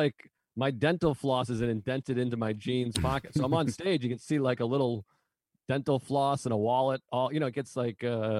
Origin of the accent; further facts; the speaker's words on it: Massachusetts, United States; now in New York, United States; at least I'm from Massachusetts.